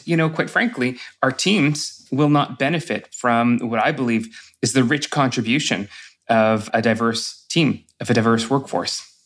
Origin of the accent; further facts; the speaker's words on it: Sudbury, Ontario, Canada; I grew up in Sudbury